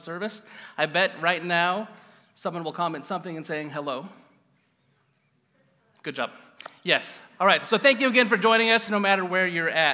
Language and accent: English; Gridley, California, United States; I grew up in Gridley, just up the road.